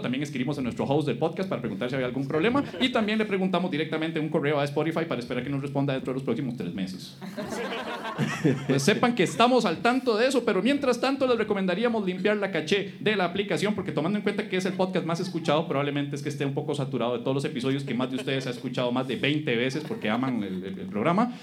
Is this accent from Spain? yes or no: no; Costa Rica; como buenos ticos